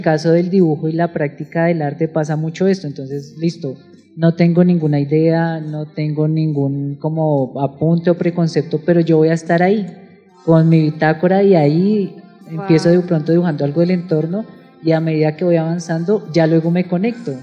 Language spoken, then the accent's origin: Spanish; Bogotá, Colombia; como, como bogotanos